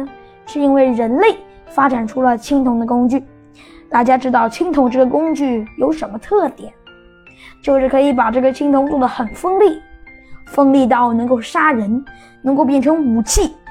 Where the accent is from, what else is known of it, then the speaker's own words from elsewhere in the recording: China; 作为一个中国人